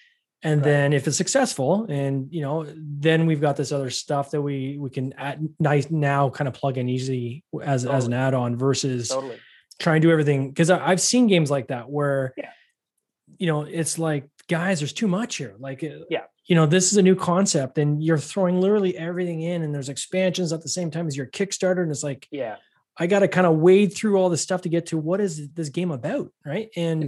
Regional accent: Canada; I'm Canadian. But, of course, I know Cool Runnings.

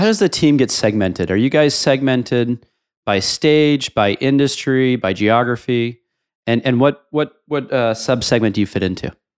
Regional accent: New York City, New York, United States; I'm a New Yorker

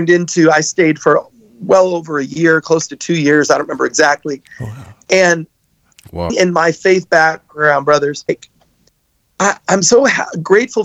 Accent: Buffalo, New York, United States; moved away as an adult; also born or lived in Jerusalem; I'm from Buffalo

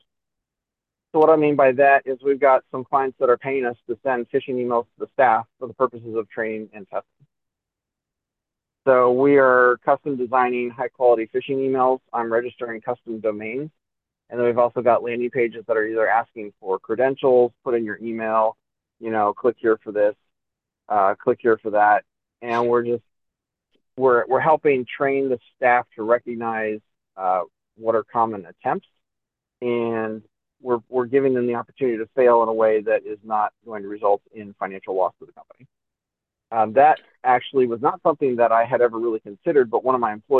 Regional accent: near Los Angeles, California, United States; also born or lived in New York City, United States; now in Kingsport, United States; I grew up near Los Angeles.

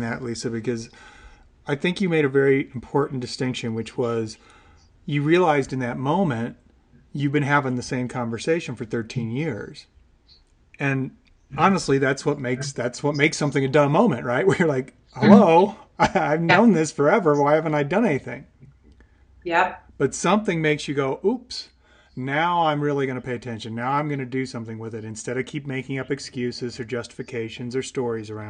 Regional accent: Eureka, Illinois, United States; moved away; also born or lived in Colorado; I grew up in a little town called Eureka, which is just outside of Peoria and Bloomington, Illinois

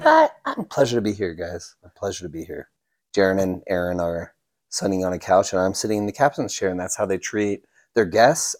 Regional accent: Utah, United States; where we grew up in Utah

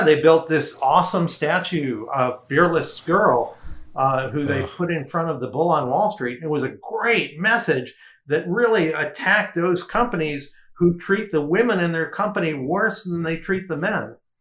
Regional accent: Detroit, Michigan, United States; moved away; also born or lived in New York; I grew up in in the Detroit area, and when I first went to design school in New York

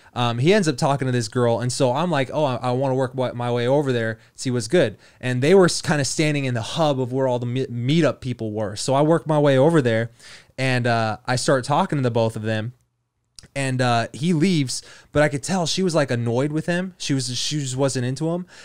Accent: Kansas, United States; moved away; I'm from Kansas originally

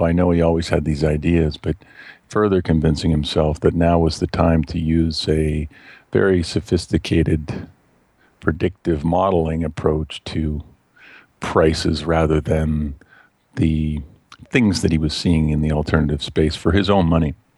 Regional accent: just outside of Toronto, Ontario, Canada; also born or lived in Westchester County, New York, United States; now in London, Canada; we came back to Canada when I was less than two years old, and I've grown up just outside of Toronto, Ontario, Canada

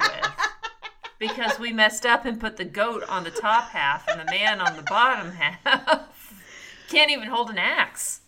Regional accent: Texas, United States; moved away; growing up in Texas

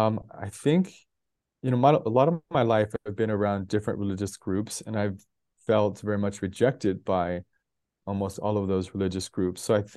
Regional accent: Denver, Colorado, United States; born there; also born or lived in 9 American states / 6 countries; So I was born in Denver, Colorado. I've lived in 9 American states, 6 countries. And some of that was just through family growing up.

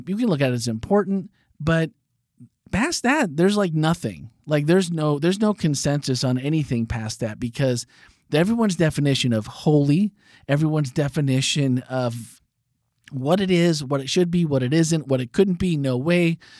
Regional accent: Green Bay, Wisconsin, United States; I was born and raised in Green Bay

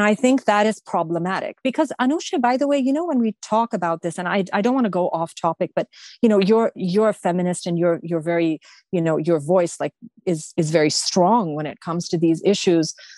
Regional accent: Canada; I may have the Pakistani, Afghan, Persian background, but I am a Canadian

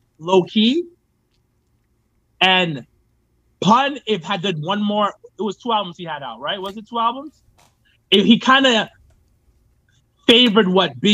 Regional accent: New York, United States; I'm from New York

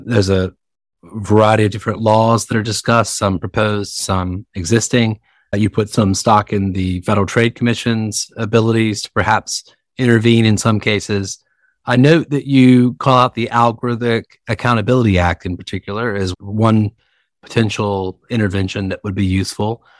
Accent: the South, Southern United States, United States; accent: Southern; now in New York, United States; I'm speaking to you, of course, from New York, despite my Southern accent

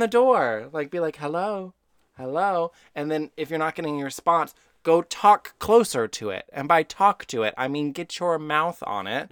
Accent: Texas, United States; I'm from Texas

